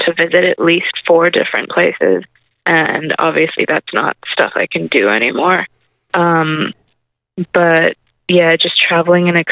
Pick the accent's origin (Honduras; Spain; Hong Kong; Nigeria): Hong Kong; moved away; I grew up in a big city where I grew up in Hong Kong, and you don't really need a car there